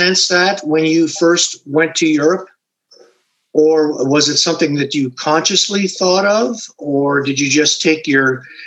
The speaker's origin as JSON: {"language": "English", "country": "Canada", "said": "I come from the Canadian side of hockey."}